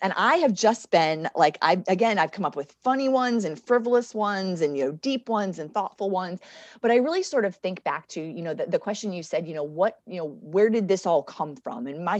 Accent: Oklahoma, United States; moved away; when I moved from Oklahoma, I used to get called the most influential Oklahoman nobody'd ever heard of.

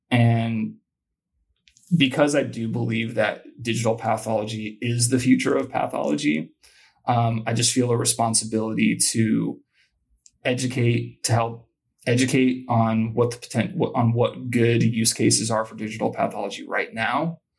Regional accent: Columbus, Ohio, United States; I grew up in Columbus, Ohio. I think to grow up there, it's like a requirement that you be a rabid college football fan.

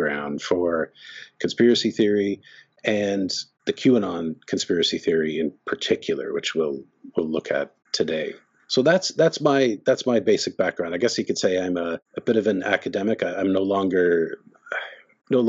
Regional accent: Canada; also born or lived in Ottawa; I'm Canadian. I'm speaking to you from Ottawa

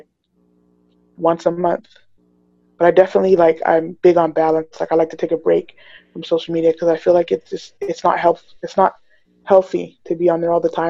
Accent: England, United Kingdom; now in Toronto, Canada; I was a child actor when I was young, and then I grew up in the theater scene. And then when I moved, so I was born in England, and so this was all in England. Then I moved to Toronto

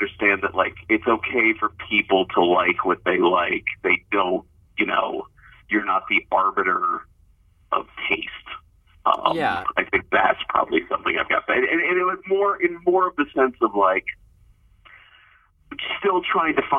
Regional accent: Columbus, Ohio, United States; moved away; also born or lived in Cincinnati, Ohio; I grew up outside of Columbus

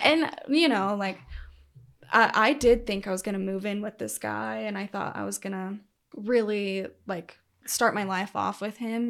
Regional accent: Colorado, United States; also born or lived in Salida, Colorado; I actually started out kind of out in the middle of nowhere on, like, the plains of Colorado, and from there moved to a mountain town probably halfway through middle school

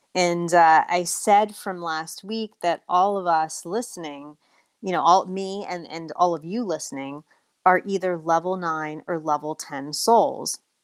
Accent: United States; also born or lived in Colombia; being an American

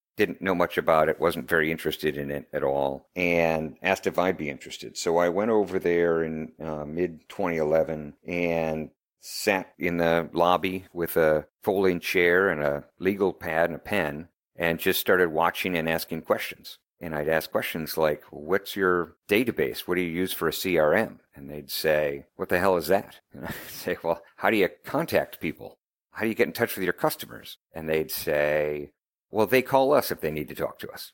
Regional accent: Chicago, Illinois, United States; I'm from Chicago, Illinois

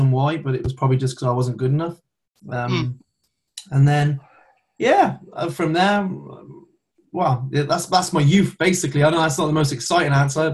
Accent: Herefordshire, West Midlands, United Kingdom; I was born in Herefordshire.

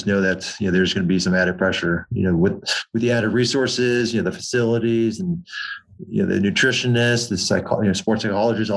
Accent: Southern California, United States; Growing up in Southern California

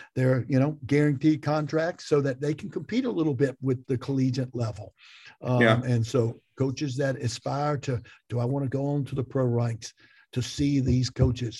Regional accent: Greensboro, North Carolina, United States; I am from Greensboro

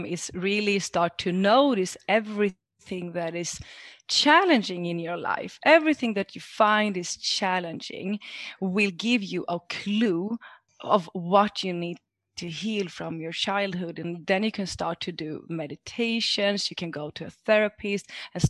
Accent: Greece; English is a second language; moved away; also born or lived in Sweden; But I grew up in Sweden. And when I was 5 years old, I moved down to Greece with my mother and father. My father is from Greece and my mother from Sweden. And it was like completely different world to be raised there.

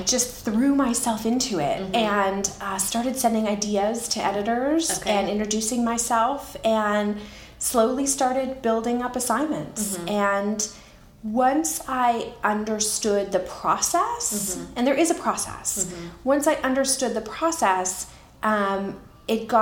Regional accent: Canada; moved away as an adult; also born or lived in California / Oregon; now in United States; I'm Canadian originally, mm-hmm. and I moved to the U.S. with my husband

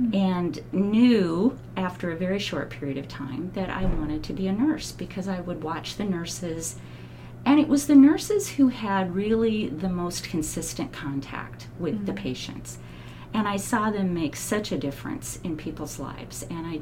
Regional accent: Albany, Oregon, United States; moved away as an adult; now in Salem, United States; I was born down in Albany, mm-hmm. and lived there most of my life, moved up here to Salem in 2005.

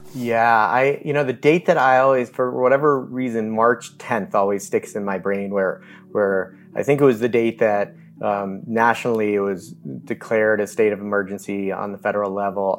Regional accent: Newton, Massachusetts, United States; I grew up in Newton, Massachusetts

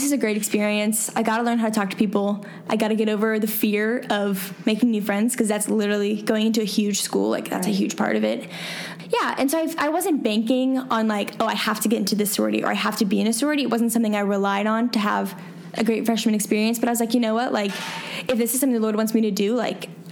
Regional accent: Atlanta, Georgia, United States; I grew up in Atlanta. I mean, suburban life, 100%

